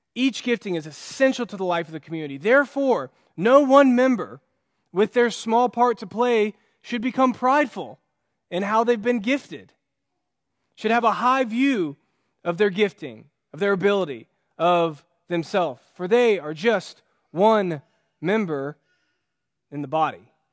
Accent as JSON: {"language": "English", "country": "United States", "said": "as an American"}